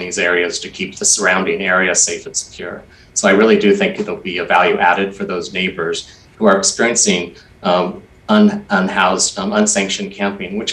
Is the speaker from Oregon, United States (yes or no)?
yes; Portland, Oregon, United States; I was one of those Portlanders that was frustrated and actually getting kind of angry with my hometown